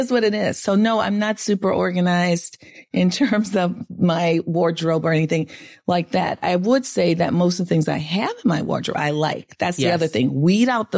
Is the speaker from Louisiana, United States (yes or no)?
yes; New Orleans, Louisiana, United States; moved away; I am a Southerner. I am from New Orleans